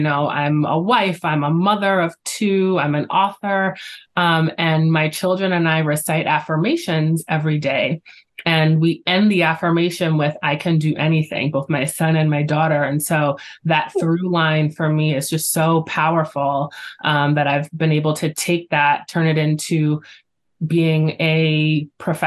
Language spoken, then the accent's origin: English; New York, United States; I am a New Yorker at heart and I'm very proud